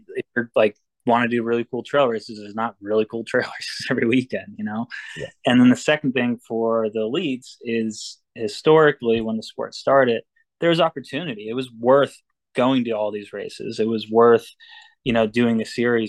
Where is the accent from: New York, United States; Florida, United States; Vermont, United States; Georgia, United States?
Vermont, United States; also born or lived in Cape Cod, Massachusetts; now in New Hampshire, United States; I grew up in Vermont, and I was in Cape, and now I'm up in New Hampshire in the White Mountains